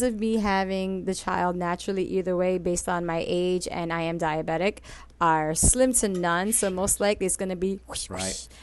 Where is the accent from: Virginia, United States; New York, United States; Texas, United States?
New York, United States; New York City; I grew up in Washington Heights, predominantly Dominican. So I'm a Puerto Rican who grew up around nothing but Dominicans